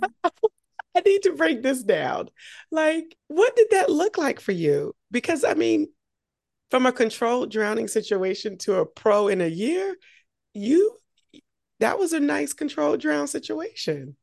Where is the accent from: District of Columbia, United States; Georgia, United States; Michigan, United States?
Georgia, United States; Augusta; I grew up in Augusta